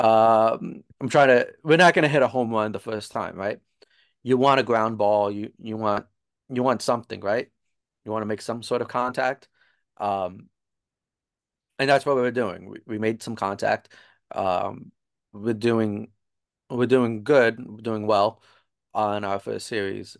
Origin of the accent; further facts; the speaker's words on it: New Jersey, United States; I'm from New Jersey